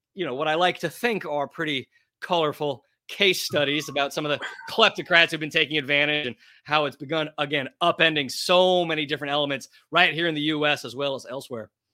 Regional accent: Portland, Oregon, United States; moved away as an adult; also born or lived in Texas; now in New York City, United States; a proud American, born and raised in Portland, Oregon

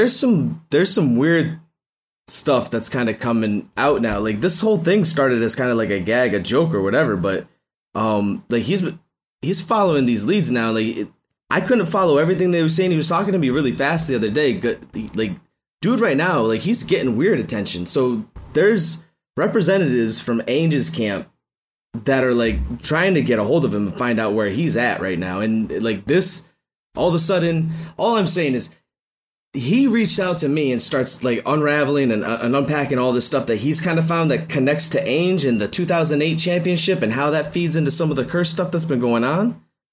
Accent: Massachusetts, United States; No, I'm from Massachusetts. I'm a Boston Celtics fan.

